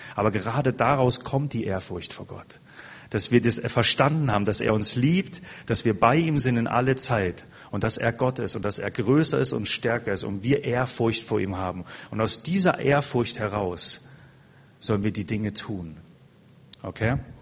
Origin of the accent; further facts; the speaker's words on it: Germany; also born or lived in Passau; unsere Mentalität als Deutsche.